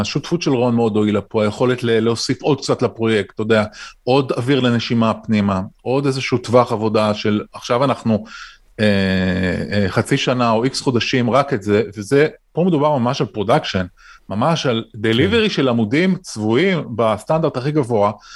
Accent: Israel

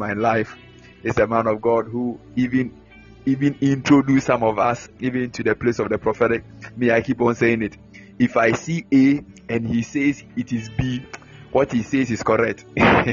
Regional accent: Ghana; I'm from Ghana.

